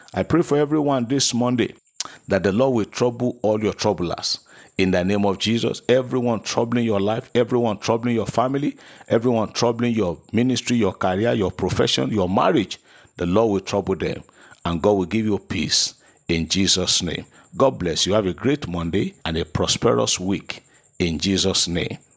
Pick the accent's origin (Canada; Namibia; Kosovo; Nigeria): Nigeria; as a Nigerian